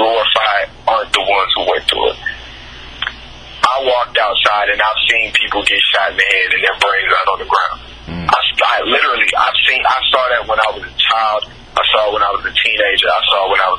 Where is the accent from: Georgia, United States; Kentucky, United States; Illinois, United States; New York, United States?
Illinois, United States; Chicago; moved away; also born or lived in Tennessee; I grew up in Chicago